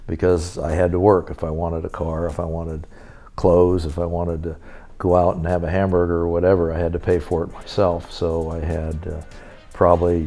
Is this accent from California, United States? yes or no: yes; California, United States; also born or lived in Boston / Utah; now in Las Vegas, United States; my mother and I moved from Boston to California